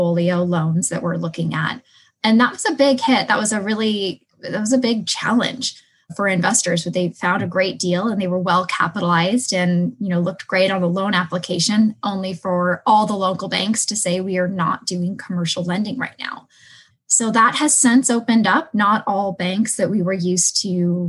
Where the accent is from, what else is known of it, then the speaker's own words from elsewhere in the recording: Seattle, Washington, United States; moved away as an adult; now in Phoenix, United States; I come from Seattle, Washington, which is one of the, well, it's becoming one of the most unfriendly landlord cities